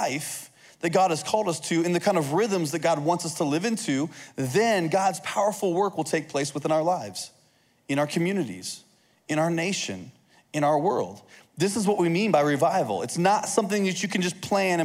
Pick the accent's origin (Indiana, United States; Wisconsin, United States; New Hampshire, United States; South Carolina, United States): Indiana, United States; I'm from Indiana